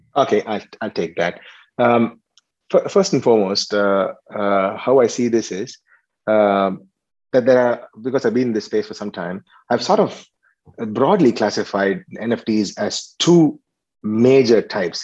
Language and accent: English; Chennai, Tamil Nadu, India; moved away as an adult; also born or lived in Tirunelveli, India; now in Australia; I, I was uh, born and brought up in Chennai, and then I came here to um, to to Australia a couple of years ago